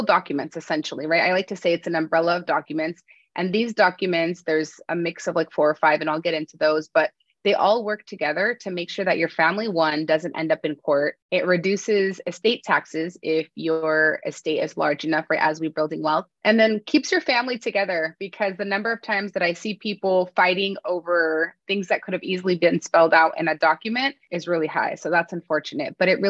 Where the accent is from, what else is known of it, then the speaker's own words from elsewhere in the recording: Bay Area, California, United States; Growing up in the Bay Area